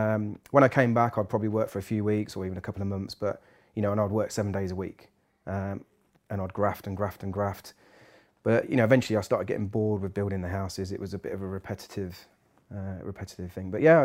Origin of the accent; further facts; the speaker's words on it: Peterborough, East of England, United Kingdom; I'm born and bred in Peterborough